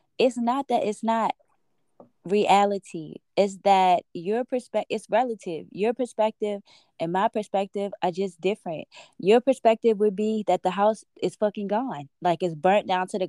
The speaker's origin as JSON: {"language": "English", "town": "Baltimore", "region": "Maryland", "country": "United States", "moved": "yes", "lives_now": "Los Angeles, United States", "said": "we're from Baltimore"}